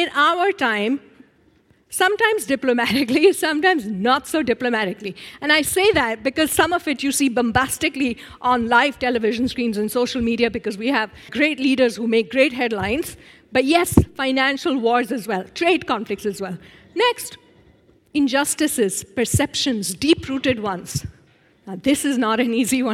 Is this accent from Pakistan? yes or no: yes; Pakistan; I'm 46 years old, and I'm from Pakistan.